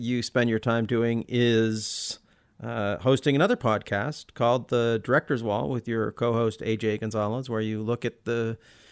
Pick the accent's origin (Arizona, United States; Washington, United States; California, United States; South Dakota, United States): Washington, United States; Olympia; We're both from Olympia